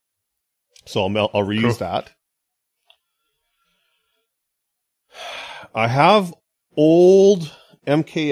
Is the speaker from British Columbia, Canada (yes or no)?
yes; Kamloops, British Columbia, Canada; moved away; my hometown of Kamloops